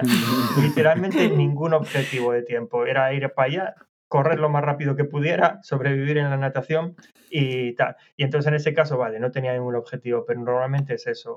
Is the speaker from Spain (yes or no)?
yes; Asturias, Spain; moved away as an adult; now in London, United Kingdom; soy de Asturias, en Asturias llueve mucho